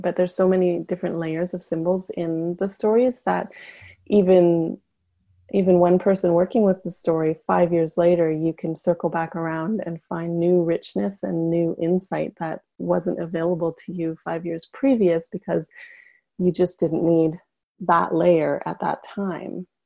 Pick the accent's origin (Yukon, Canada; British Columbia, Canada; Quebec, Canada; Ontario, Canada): Yukon, Canada; moved away; where I'm from in Canada, which is the far north uh, in the Yukon. I actually just got back two days ago, so I'm still kind of glowing from being back in my hometown